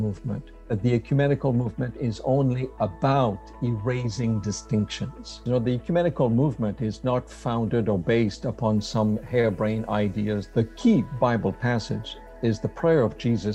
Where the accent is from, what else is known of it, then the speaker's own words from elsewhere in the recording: Quebec City, Quebec, Canada; accent: French Canadian; English is a second language; moved away as an adult; also born or lived in Berrien Springs, Michigan; now in Michigan, United States; I am a French Canadian. I'm from Quebec City, moved here to Andrews University about 27 years ago